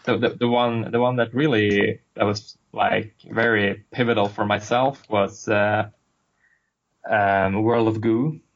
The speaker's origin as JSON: {"language": "English", "country": "Sweden", "moved": "yes", "lives_now": "Boston, United States", "said": "I'm from Sweden originally, currently right. living in Boston, Boston for a while"}